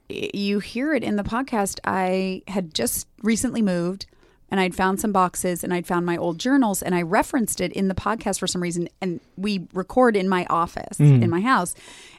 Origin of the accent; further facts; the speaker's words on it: Los Angeles, California, United States; But I grew up in LA.